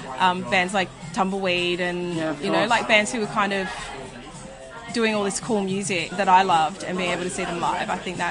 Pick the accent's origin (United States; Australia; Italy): Australia; Sydney, New South Wales; I grew up in Riverwood. Right. She's like a southwest Sydney suburb.